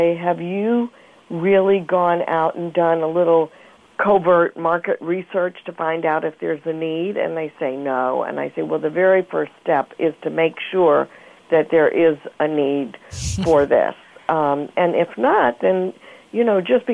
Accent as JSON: {"language": "English", "town": "Mobile", "region": "Alabama", "country": "United States", "tie": "born or raised there", "said": "I grew up in Mobile, Alabama"}